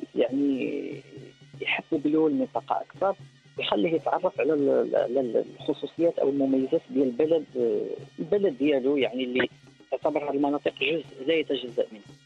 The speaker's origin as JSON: {"language": "Arabic", "country": "Morocco", "said": "احنا كمغاربه"}